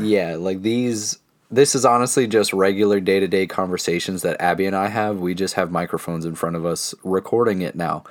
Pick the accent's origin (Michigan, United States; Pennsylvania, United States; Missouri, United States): Pennsylvania, United States; Central; we are a couple from Central Pennsylvania in our mid-twenties